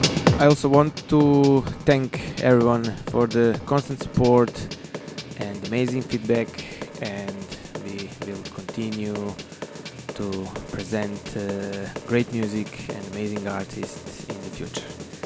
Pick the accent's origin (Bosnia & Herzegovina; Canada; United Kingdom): Bosnia & Herzegovina; Banja Luka, Republika Srpska; born or raised there